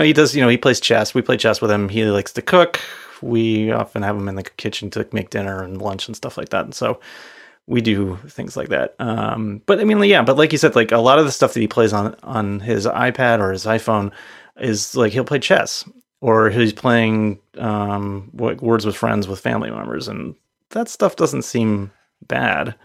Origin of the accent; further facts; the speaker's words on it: East Coast, United States; moved away; I grew up on the East Coast, so I feel like I'm a bit of an East Coast driver.